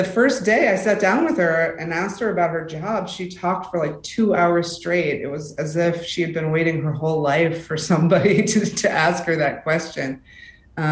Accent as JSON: {"language": "English", "region": "Rust Belt", "country": "United States", "said": "I am from the Rust Belt"}